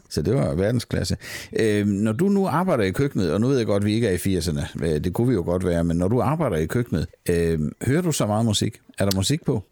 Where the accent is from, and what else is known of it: Southern Jutland, Southern Denmark, Denmark; now in Copenhagen, Denmark